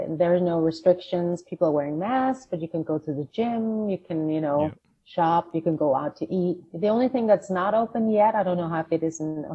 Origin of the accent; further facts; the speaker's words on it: Denmark; moved away; I grew up in a small town in Denmark with my Danish mother.